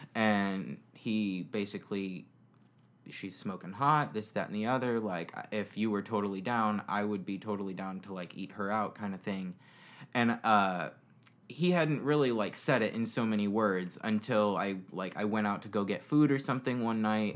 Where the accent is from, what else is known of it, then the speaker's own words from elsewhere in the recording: Florida, United States; also born or lived in Indiana; moved here when I was about six years old, and I've lived here for the past 22 years